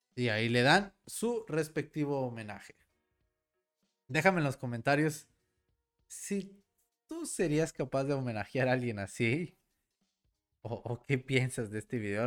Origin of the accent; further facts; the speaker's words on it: Mexico; mi México mágico